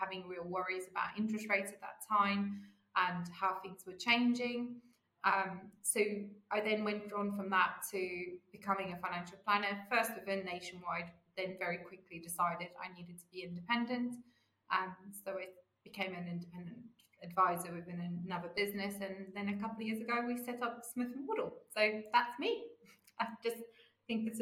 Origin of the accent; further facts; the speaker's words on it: South Africa; moved away as an adult; now in United Kingdom; I grew up in South Africa